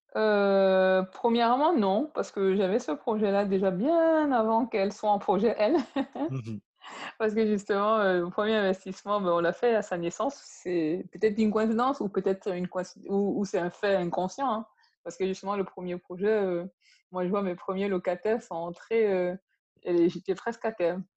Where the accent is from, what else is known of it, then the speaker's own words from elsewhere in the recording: Yaoundé, Centre, Cameroon; moved away; also born or lived in Bangangté; ma famille, on a grandi à Yaoundé